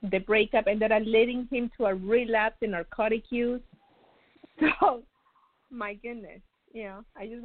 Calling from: Florida, United States; I'm calling from Florida.

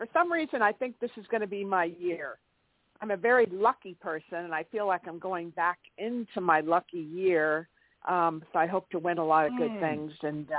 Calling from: Santa Barbara, California, United States; I'm in California, Santa Barbara.

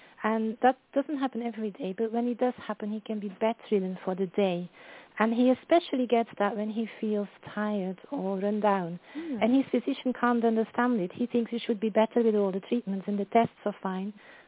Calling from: London, United Kingdom; Oh, I'm from London.

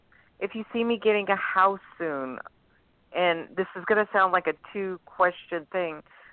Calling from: New Orleans, Louisiana, United States; I'm calling from New Orleans.

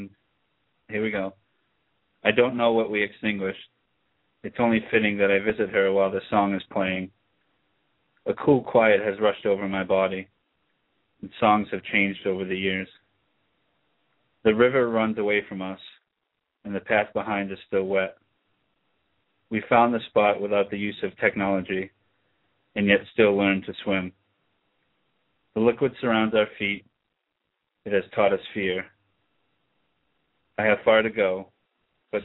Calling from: Taunton, Massachusetts, United States; I'm calling from Taunton, Massachusetts, about an hour south of Boston

